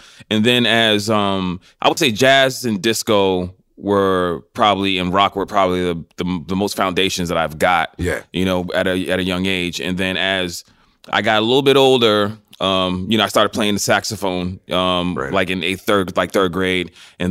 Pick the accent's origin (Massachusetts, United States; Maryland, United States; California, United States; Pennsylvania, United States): Massachusetts, United States; Boston; moved away as an adult; also born or lived in New York City / Los Angeles; When I grew up in Boston, Massachusetts, right?